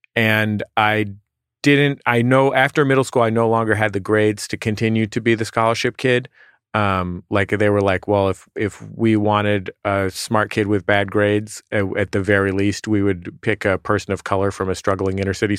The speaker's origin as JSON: {"language": "English", "town": "San Francisco", "region": "California", "country": "United States", "said": "San Francisco."}